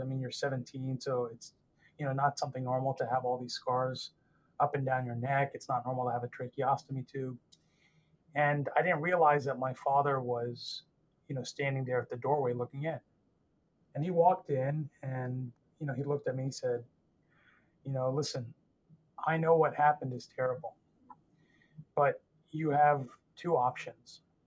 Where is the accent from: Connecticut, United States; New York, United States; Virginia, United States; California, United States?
Virginia, United States; Northern; I grew up in Northern Virginia, uh, just outside our nation's capital